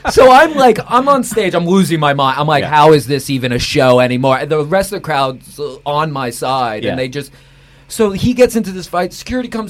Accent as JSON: {"language": "English", "town": "New York City", "region": "New York", "country": "United States", "tie": "born or raised there", "said": "the building I grew up in Queens."}